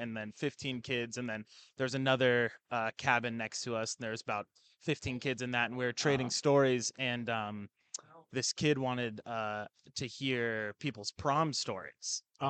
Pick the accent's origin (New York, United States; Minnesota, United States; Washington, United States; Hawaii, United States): Washington, United States; Spokane; Spokane, Washington.